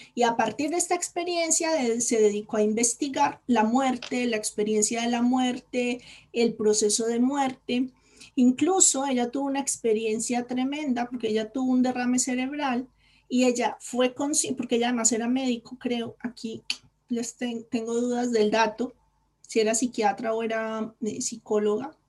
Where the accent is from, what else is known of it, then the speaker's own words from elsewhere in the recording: Colombia; moved away as an adult; now in Spain; cuando yo decidí venirme a España, yo soy colombiana